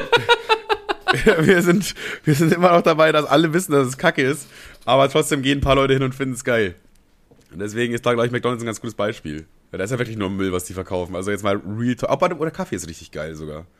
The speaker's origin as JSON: {"language": "German", "town": "Amberg", "region": "Bavaria", "country": "Germany", "tie": "born or raised there", "also_born_or_lived": "Ammerthal", "said": "ich bin ja quasi in Amberg groß geworden. Also eigentlich bin ich in Ammertal groß geworden, so ein kleines Dorf in Bayern und äh, bin aber dann irgendwann nach Amberg gezogen und das war dann quasi meine Heimatstadt"}